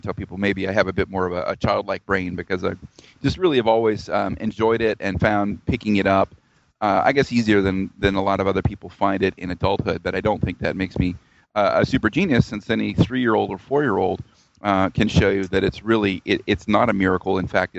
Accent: Georgia, United States; also born or lived in Tennessee / Arkansas / New Orleans; I grew up around the South in the U.S., mostly in Georgia, but I was born in Tennessee and I lived in Arkansas and I went to college in New Orleans.

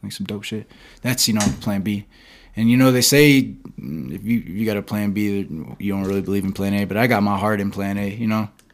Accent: Perry, Georgia, United States; moved away; also born or lived in Palm Coast, Florida; I'm from Perry, Georgia. I was born in Re, I was born in Palm Coast, Florida, and then I moved to Perry, Georgia.

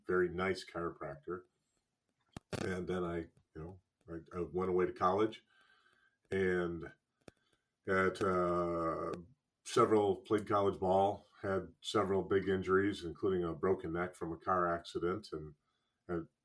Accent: Wisconsin, United States; I grew up in Wisconsin, about 20 some miles from the Gonstead Clinic.

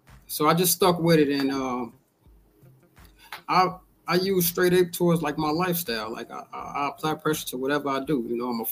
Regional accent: Chicago, Illinois, United States

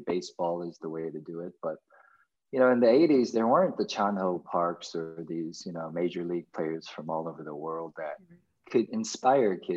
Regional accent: United States; as an American kid, you adopt and you digest everything that is beautiful about growing up in America

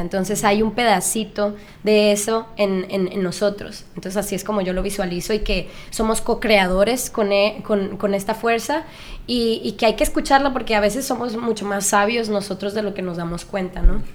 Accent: Culiacán, Sinaloa, Mexico; moved away as an adult; now in Los Angeles, United States; yo soy de Culiacán, Sinaloa, y me mudé a Los Ángeles este, hace siete años para estudiar música

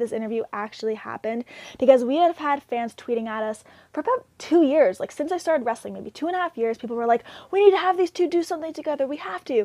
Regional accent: Toronto, Ontario, Canada; my hometown of Toronto

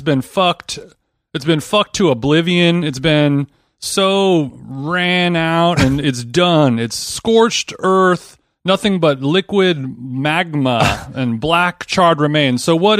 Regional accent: Glendale, California, United States; I'm from Glendale

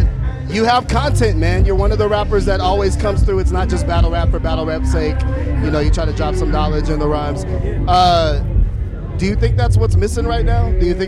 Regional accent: San Jose, California, United States; We're from the Bay, too. We're from San Jose.

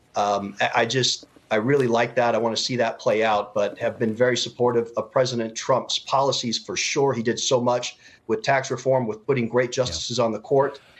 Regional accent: Utah, United States; I'm actually from Utah.

